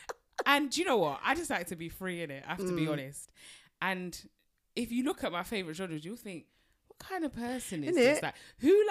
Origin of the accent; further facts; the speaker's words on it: London, United Kingdom; I grew up in South London